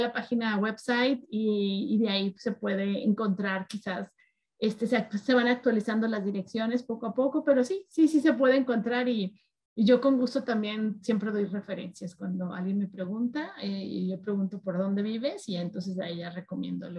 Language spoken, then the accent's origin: Spanish; Guadalajara, Jalisco, Mexico; moved away as an adult; also born or lived in Mexico City; now in Denver, United States; Soy de Guadalajara, Jalisco, del occidente de México